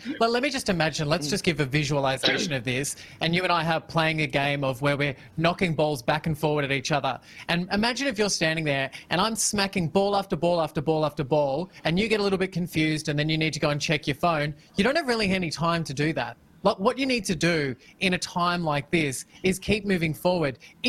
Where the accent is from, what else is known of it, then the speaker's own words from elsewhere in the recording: Victoria, Australia; what we're trying to all do as a Victorian, as an Australian